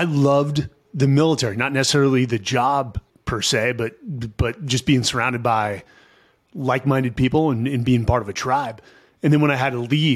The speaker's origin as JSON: {"language": "English", "town": "San Francisco", "region": "California", "country": "United States", "tie": "born or raised there", "said": "growing up in San Francisco in the 80s and the 90s was awesome"}